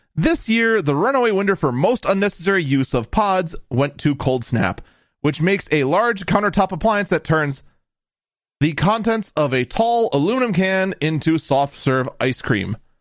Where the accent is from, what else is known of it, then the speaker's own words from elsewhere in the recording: Wisconsin, United States; I'm from Wisconsin